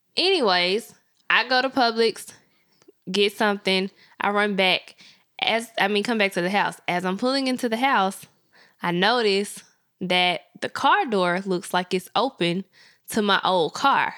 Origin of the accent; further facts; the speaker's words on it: Memphis, Tennessee, United States; I grew up in the hood of Memphis